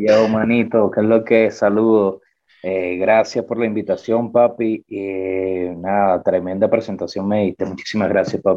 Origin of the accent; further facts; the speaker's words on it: San Felipe, Yaracuy, Venezuela; now in Medellín, Colombia; yo soy de San Felipe, estado Yaracuy